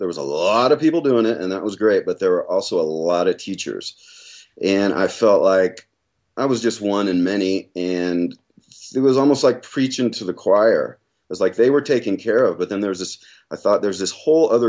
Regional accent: Illinois, United States; also born or lived in Portland / Phoenix, Arizona / Boulder, Colorado; now in Flagstaff, United States; I'm from Illinois originally.

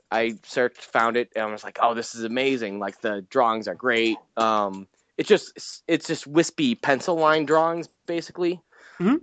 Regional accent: New England, United States; I'm from New England.

